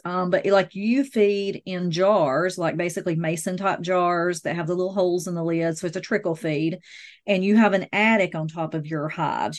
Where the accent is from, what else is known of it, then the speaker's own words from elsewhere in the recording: the South, United States; I'm from the South, I drink sweet tea